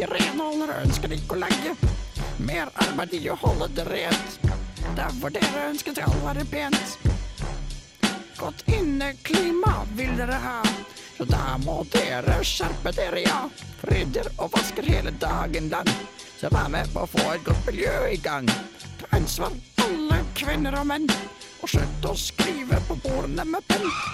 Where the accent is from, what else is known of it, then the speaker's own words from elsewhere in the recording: Hønefoss, Buskerud, Norway; Hønefoss, der jeg kommer fra.